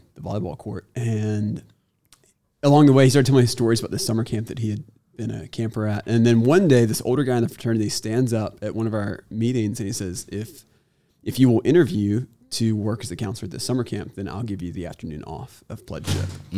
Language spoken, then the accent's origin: English; Auburn, Alabama, United States; now in Chattanooga, United States; I grew up in Auburn, Alabama.